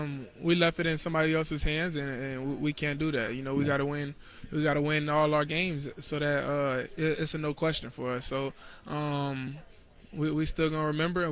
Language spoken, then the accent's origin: English; Florida, United States; moved away as an adult; now in Seattle, United States